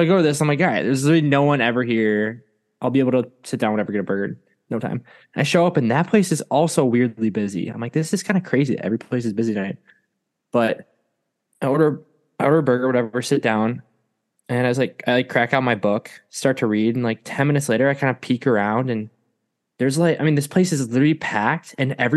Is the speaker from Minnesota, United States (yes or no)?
yes; Minnesota, United States; now in Georgia, United States; I told him from Minnesota